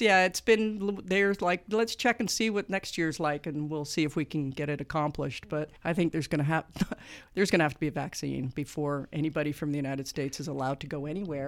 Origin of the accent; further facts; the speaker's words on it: Canada; moved away as an adult; now in Muncie, Indiana, United States; I am Canadian